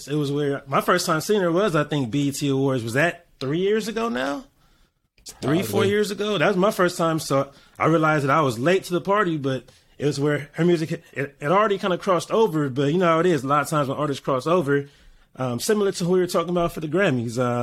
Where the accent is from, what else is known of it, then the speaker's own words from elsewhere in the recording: Los Angeles, California, United States; I'm a DJ from Los Angeles, California